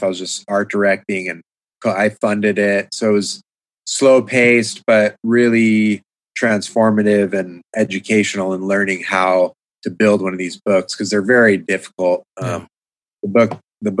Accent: San Diego, California, United States; I grew up in San Diego

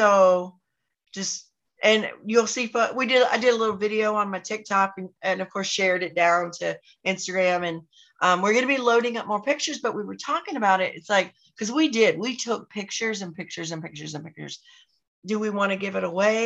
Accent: North Carolina, United States; now in Orlando, United States; I grew up in North Carolina

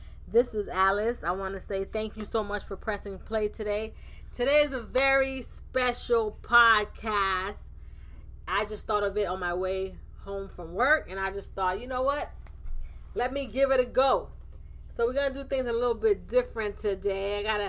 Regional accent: Jamaica; moved away as an adult; This podcast started off as something that I did just after I came from Jamaica back in 2014

